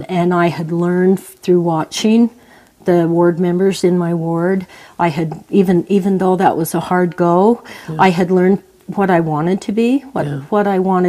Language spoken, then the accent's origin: English; Preston, Idaho, United States; also born or lived in Lewiston, Utah; I was raised in Preston, Franklin County, Idaho, mostly. But they're all within 12 miles of each other, you know.